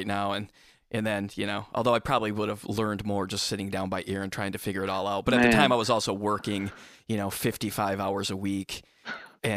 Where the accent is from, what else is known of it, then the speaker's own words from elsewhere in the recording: Michigan, United States; I'm from Michigan.